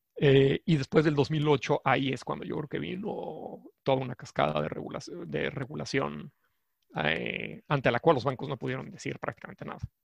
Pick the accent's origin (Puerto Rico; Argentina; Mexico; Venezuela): Mexico; soy mexicano, y estudié la licenciatura en la Universidad Nacional